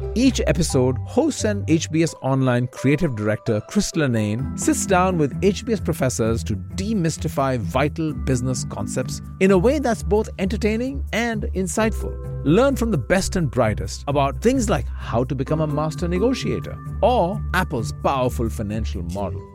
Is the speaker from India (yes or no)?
yes; India; moved away; India, my home country.